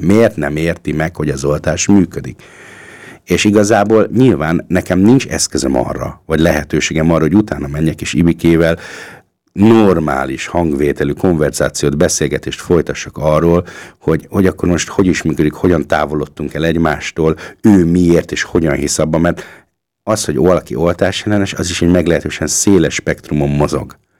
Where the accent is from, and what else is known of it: Hungary; now in Austria